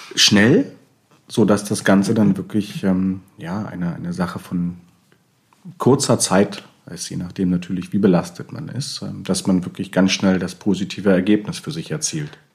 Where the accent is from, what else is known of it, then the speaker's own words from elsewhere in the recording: Bremen, Germany; wir kommen ja aus Bremen, wir, wir lieben Bremen